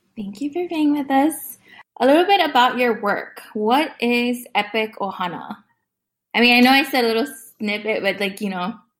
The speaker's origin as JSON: {"language": "English", "area": "Oahu", "region": "Hawaii", "country": "United States", "moved": "yes", "lives_now": "Texas, United States", "said": "I come from Papua, Oahu, in the Hawaiian Kingdom. Um, I'm currently living in Texas"}